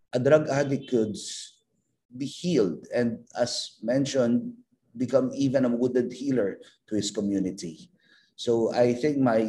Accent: Philippines; as a missionary priest and as a Filipino

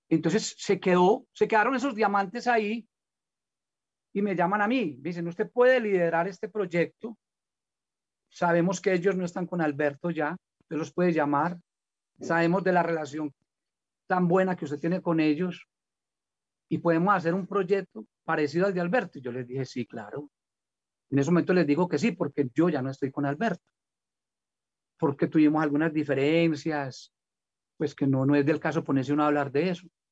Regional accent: Colombia; acabo de salir con una canción de música popular aquí en mi tierra

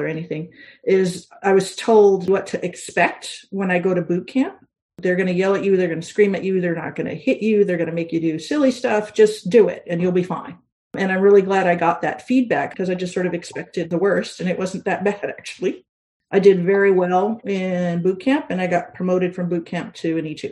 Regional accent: Hawaii, United States; I grew up in Hawaii

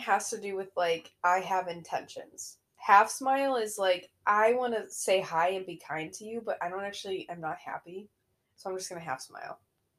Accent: Midwest, United States; also born or lived in Illinois; it's in my nature as a Midwesterner to smile back.

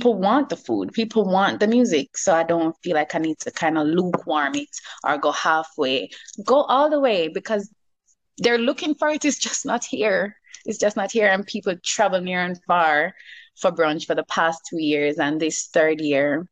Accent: Jamaica; I'm a Jamaican

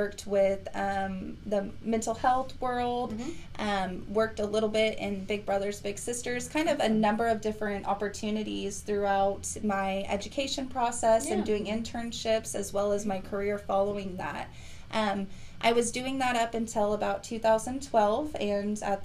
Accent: Conway Springs, Kansas, United States; now in Wichita, United States; I was born in Conway Springs, Kansas. I was raised there my entire life, kind of in a farm-type community, small rural area.

